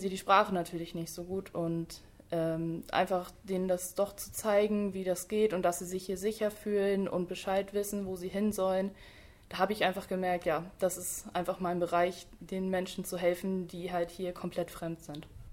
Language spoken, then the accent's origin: German; Lehe, Schleswig-Holstein, Germany; ich komme äh, aus Lehe, und deswegen war mir eigentlich auch klar, dass ich dann beim Kreis Dithmarschen arbeite, weil ich einfach aus Dithmarschen komme